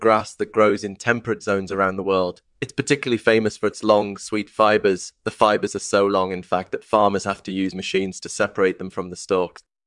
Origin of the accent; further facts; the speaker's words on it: Maine, United States; I was born and raised in Maine